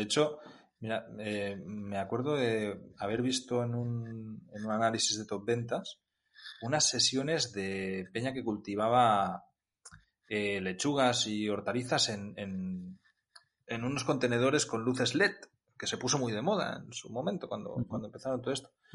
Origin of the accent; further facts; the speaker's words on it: Catalonia, Spain; soy catalán y, ya sabemos lo que se cuece por mi, por mi zona